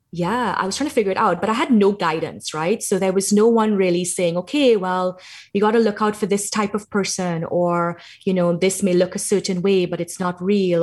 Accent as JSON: {"language": "English", "country": "Trinidad & Tobago", "tie": "born or raised there", "said": "I grew up in Trinidad in the Caribbean"}